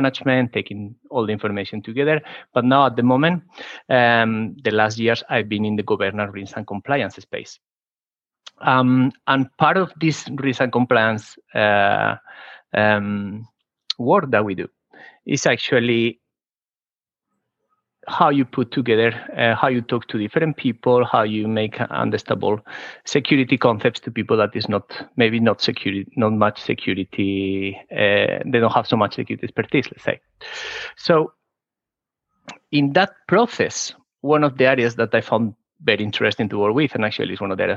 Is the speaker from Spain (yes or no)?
yes; Spain; accent: Spanish; English is a second language; moved away; I started the university in Spain, as you can guess by my accent.